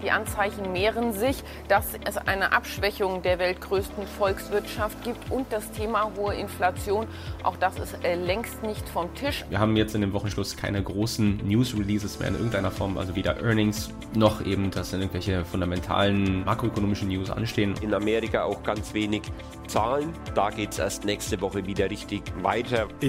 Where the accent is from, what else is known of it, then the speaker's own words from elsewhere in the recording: Ahrweiler, Rhineland-Palatinate, Germany; angesichts der Lage in meiner Heimat in Ahrweiler